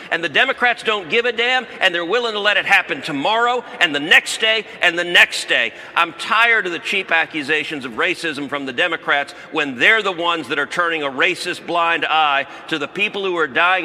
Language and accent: English; Texas, United States; I'm from Texas